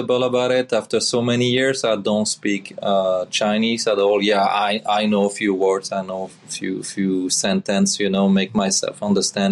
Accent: Belgium; English is a second language; moved away as an adult; Missing my country

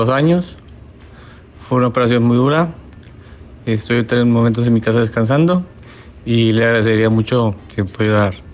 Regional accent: Monterrey, Nuevo León, Mexico; now in Houston, United States; Radico en la ciudad de Houston. Soy de Monterrey.

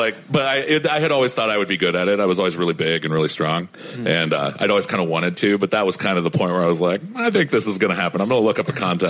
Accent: Ohio, United States; my hometown in Ohio

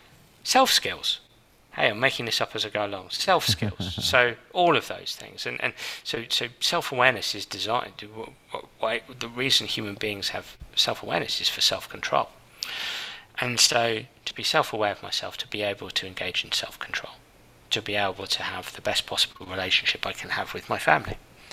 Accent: England, United Kingdom; I'm an Englishman, yeah.

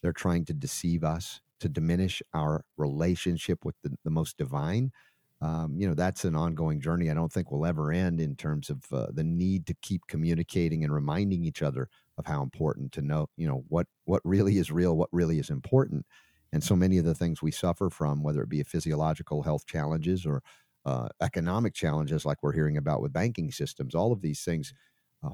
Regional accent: Atlanta, Georgia, United States; moved away as an adult; also born or lived in New York / Florida; I spent 30 years in Atlanta, Stone Mountain, Decatur. Before that, New York, and a little after that, Florida. So, but my most impressionable 30 years were in Atlanta

